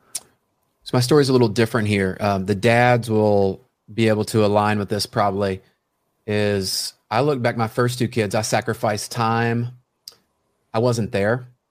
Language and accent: English; Memphis, Tennessee, United States; I grew up in Memphis, Tennessee